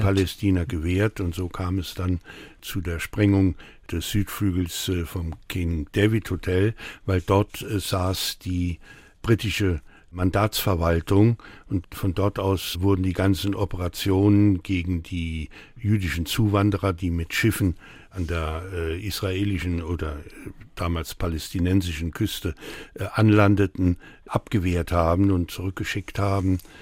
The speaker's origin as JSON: {"language": "German", "town": "Saarbrücken", "region": "Saarland", "country": "Germany", "tie": "born or raised there", "also_born_or_lived": "France", "second_language": "German", "said": "am 27. November 1947, das war der Tag, wo wir hier in Saarbrücken ankamen. Ich sprach damals kein Wort Deutsch."}